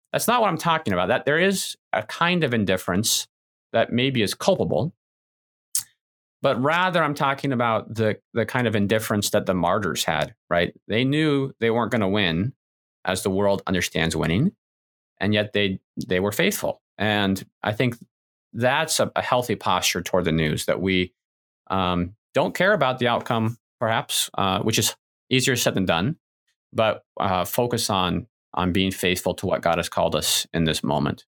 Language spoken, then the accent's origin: English; United States; as good American individualists